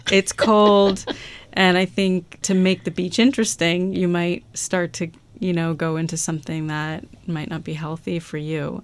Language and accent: English; Cape Cod, Massachusetts, United States; I was born and raised on Cape Cod